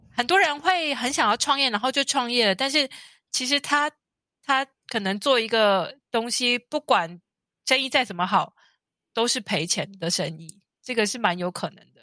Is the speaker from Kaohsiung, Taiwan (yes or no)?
yes; Kaohsiung, Taiwan; moved away as an adult; also born or lived in Japan / Monaco; now in Geneva, Switzerland; 我是高雄人。那我十八岁高中毕业之后到日本